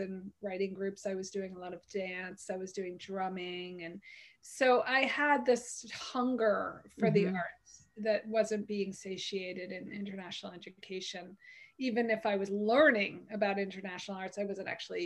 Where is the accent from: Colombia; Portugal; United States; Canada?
United States; Connecticut; I grew up in Connecticut, so I'd been in and out of the city all my life